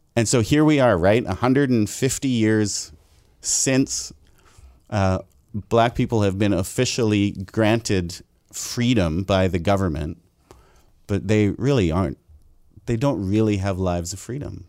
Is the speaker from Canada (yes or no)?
yes; Abbotsford, British Columbia, Canada; a white guy who was born and raised in Abbotsford